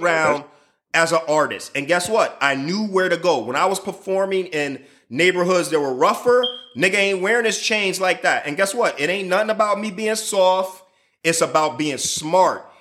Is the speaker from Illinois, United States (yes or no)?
yes; Chicago, Illinois, United States; I'm from Chicago